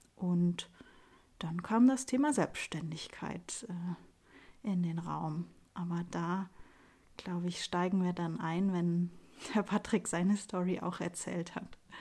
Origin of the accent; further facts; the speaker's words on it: Munich, Bavaria, Germany; ich bin Münchner Kindel, ähm, bin im, im Lehel aufgewachsen